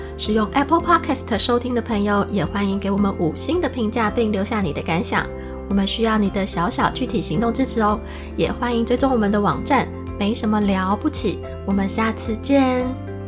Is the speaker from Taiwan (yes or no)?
yes; Taiwan; moved away